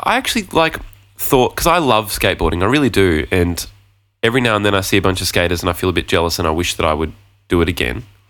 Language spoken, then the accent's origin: English; Gold Coast, Queensland, Australia; moved away; my friend Luke, who I grew up with on the Gold Coast